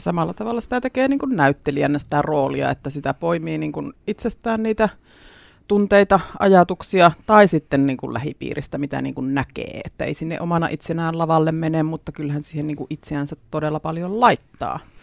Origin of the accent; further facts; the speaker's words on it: Leppävesi, Central Finland, Finland; paluumuuttajana sitten tullut takaisin Leppävedelle